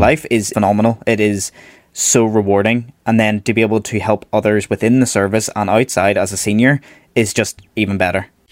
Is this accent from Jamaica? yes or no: no; Belfast, Northern Ireland, United Kingdom; originally I am from Belfast, so I studied over here in Northern Ireland.